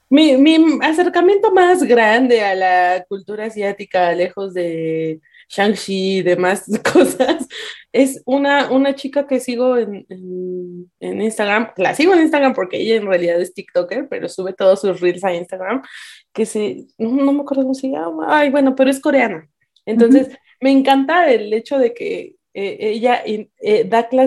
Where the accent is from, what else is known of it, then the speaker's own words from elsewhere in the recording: Mexico; nosotros como mexicanos